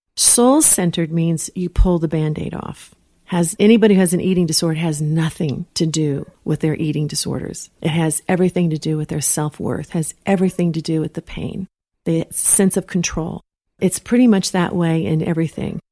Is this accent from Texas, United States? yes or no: yes; Texas, United States; moved away; also born or lived in Los Angeles; I'm from Texas